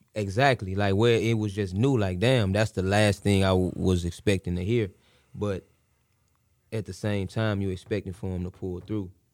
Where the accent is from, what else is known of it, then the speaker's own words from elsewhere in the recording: Missouri City, Texas, United States; I'm from the Mo